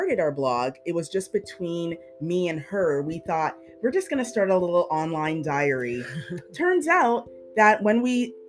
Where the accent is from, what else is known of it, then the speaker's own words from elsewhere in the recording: Canada; we're Canadian